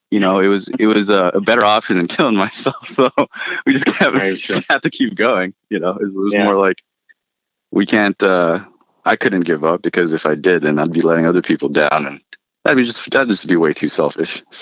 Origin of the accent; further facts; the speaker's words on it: Philippines; moved away; my family and I immigrated from the Philippines and then I'm a product of public school education